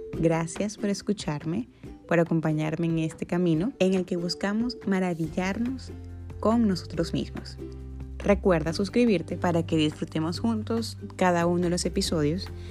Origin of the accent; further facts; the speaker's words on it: Maracaibo, Zulia, Venezuela; moved away; volvería a mi ciudad natal. ¿Y qué creen? Dejé de ser la maracucha